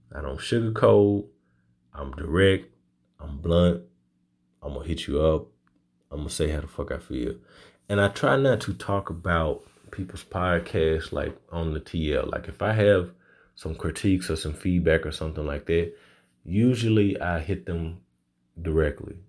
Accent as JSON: {"language": "English", "town": "Little Rock", "region": "Arkansas", "country": "United States", "tie": "born or raised there", "also_born_or_lived": "Louisiana", "said": "my hometown of Little Rock, Arkansas"}